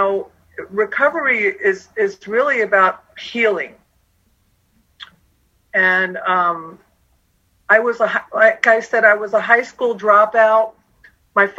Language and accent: English; Long Island, New York, United States; moved away; also born or lived in Phoenix, Arizona; I'm from New York originally, Long Island